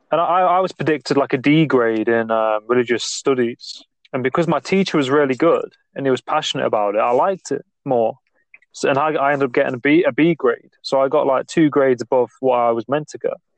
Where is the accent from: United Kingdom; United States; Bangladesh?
United Kingdom; England; I'm from England, like the UK